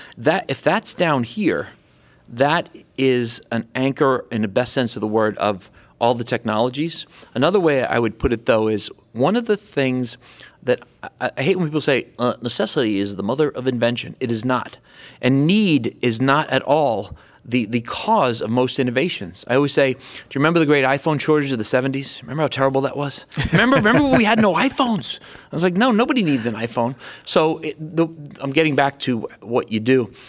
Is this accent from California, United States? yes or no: yes; California, United States; I'm from Silicon Valley.